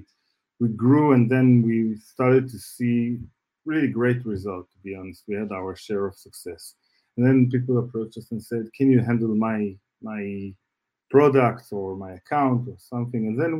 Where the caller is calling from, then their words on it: Tel Aviv, Tel Aviv District, Israel; Yes, I am based in Israel.